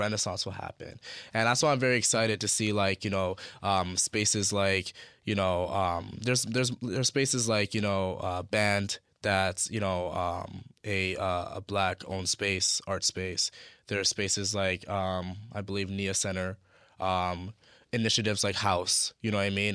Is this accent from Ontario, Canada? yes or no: yes; Toronto, Ontario, Canada; growing up in Scarborough